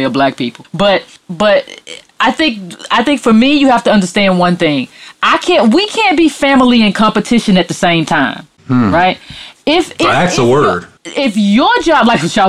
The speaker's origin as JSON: {"language": "English", "country": "United States", "said": "as an American descendant"}